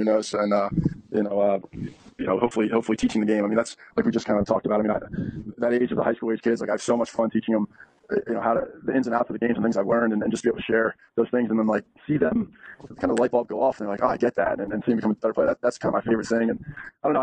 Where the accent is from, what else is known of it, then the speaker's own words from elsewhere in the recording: East Coast, United States; growing up on the East Coast